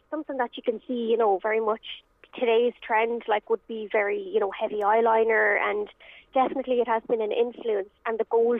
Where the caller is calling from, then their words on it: Galway, Connacht, Ireland; I'm dialing in just here from Galway.